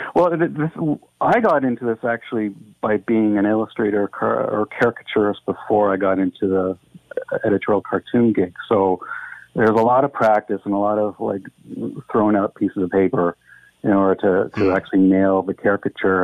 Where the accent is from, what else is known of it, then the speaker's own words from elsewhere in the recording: Dundas, Ontario, Canada; I grew up in Dundas